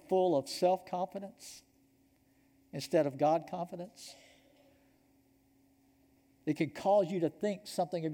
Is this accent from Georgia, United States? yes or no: yes; Georgia, United States; I'm from Georgia